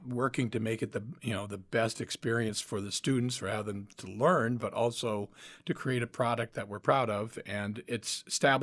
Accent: Schuyler, Nebraska, United States; moved away; also born or lived in Illinois; in my hometown of Schuyler, Nebraska. I'm a farm boy from Nebraska

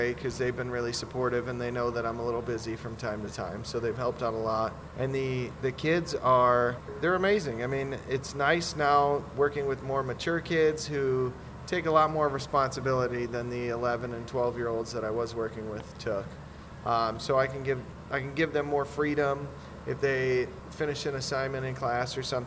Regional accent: Shabbona, Illinois, United States; also born or lived in Sycamore, Illinois; I grew up out kind of by Shabana, 7 miles outside of Shabana

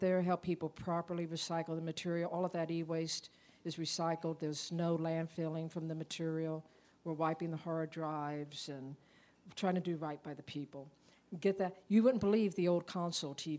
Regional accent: Tampa, Florida, United States; now in Kansas, United States; I'm from Tampa, Florida

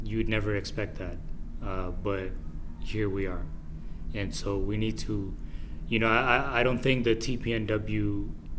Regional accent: Marshall Islands; I'm from the Marshall Islands.

